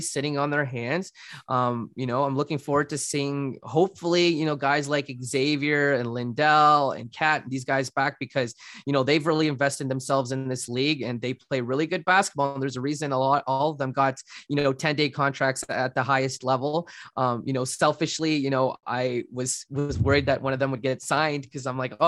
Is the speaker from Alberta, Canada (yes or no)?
no; Guelph, Ontario, Canada; in Guelph, being in my hometown